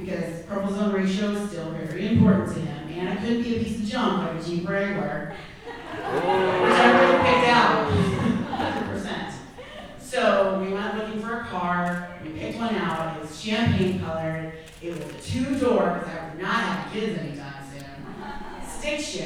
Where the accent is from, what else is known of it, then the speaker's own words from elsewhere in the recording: Clinton County, Illinois, United States; moved away as an adult; now in St. Louis, United States; I'm from Clinton County, Illinois